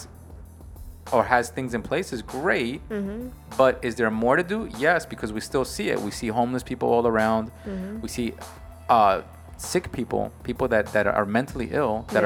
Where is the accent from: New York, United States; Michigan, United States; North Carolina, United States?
New York, United States; I'm a New Yorker, we live in New York